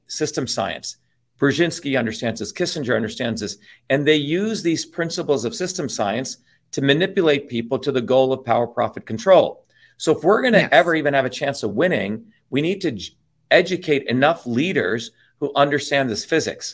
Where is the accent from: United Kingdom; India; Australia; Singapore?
India; now in United States; I grew up in India, Misty, as one of the lower caste people